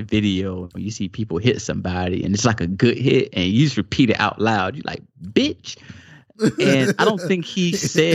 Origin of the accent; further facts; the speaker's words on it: the South, United States; growing up in the South